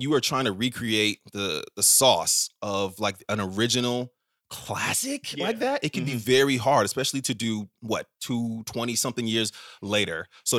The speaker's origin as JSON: {"language": "English", "country": "United States", "tie": "born or raised there", "said": "I'm the first person in my family to be born in the States."}